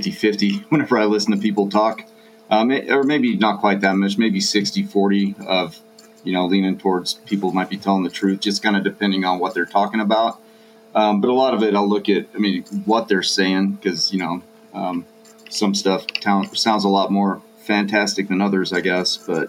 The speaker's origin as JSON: {"language": "English", "region": "Texas", "country": "United States", "tie": "born or raised there", "said": "I grew up in Texas"}